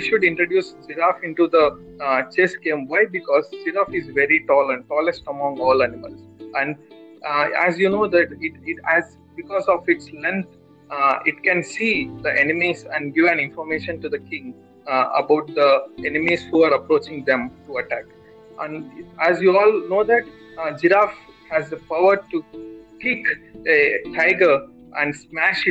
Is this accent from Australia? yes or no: no; Kadapa, Andhra Pradesh, India; also born or lived in Bangalore; I am from Kadapa, Andhra Pradesh